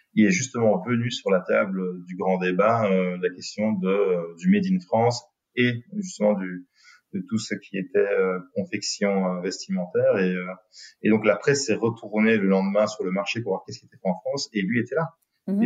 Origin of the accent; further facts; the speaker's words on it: Binche, Wallonia, Belgium; on est de Binche, donc de la région du centre